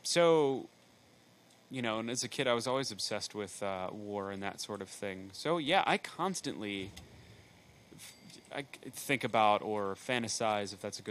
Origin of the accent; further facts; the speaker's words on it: near Prettyboy Dam, Maryland, United States; I grew up right near Pretty Boy Dam